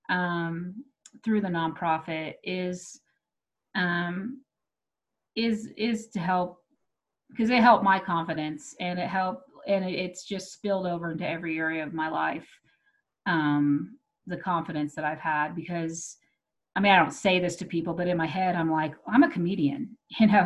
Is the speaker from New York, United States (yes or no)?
no; Texas, United States; I grew up, I grew up in Texas. Um, and so I, I had an accent that I worked real hard to get rid of because they made fun of me.